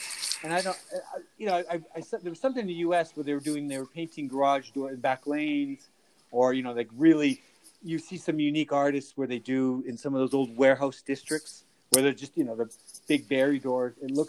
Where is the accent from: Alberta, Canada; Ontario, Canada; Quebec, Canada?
Alberta, Canada; Calgary; I grew up in Calgary and I know the city, I know those back lanes